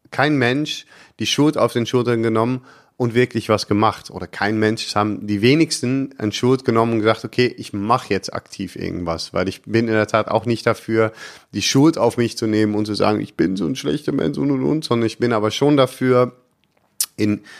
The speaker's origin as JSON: {"language": "German", "country": "Netherlands", "said": "Ich weiß nicht, ob ich da als Holländer so viel besser ankomme."}